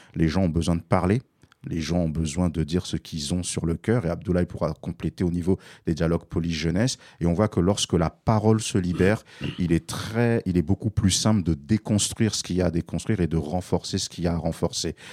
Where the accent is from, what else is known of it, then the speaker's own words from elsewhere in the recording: Paris, Île-de-France, France; j'ai grandi entre Barbès et Stalingrad dans les années 80 et 90